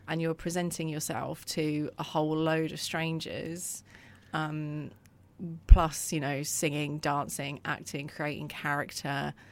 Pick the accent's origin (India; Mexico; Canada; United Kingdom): United Kingdom; Croydon, London; also born or lived in Purley; I grew up in Croydon